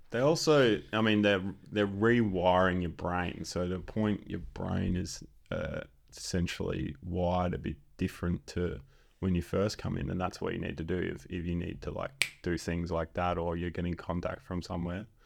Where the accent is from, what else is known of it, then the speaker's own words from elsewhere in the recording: Exmouth, Western Australia, Australia; also born or lived in Subiaco, Perth / Perth; I was born in Subiaco, but went straight to Exmouth